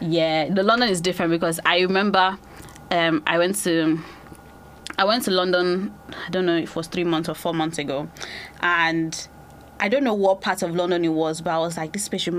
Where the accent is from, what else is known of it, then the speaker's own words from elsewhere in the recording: Nigeria; now in United Kingdom; Basically, I just knew that when I moved from Nigeria to UK, I was so lonely.